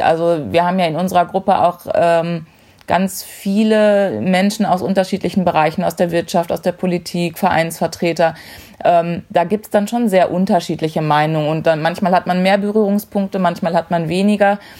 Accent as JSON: {"language": "German", "town": "Dortmund", "region": "North Rhine-Westphalia", "country": "Germany", "said": "42 Jahre, komme aus Dortmund, bin in der Fanszene von Borussia Dortmund verwurzelt"}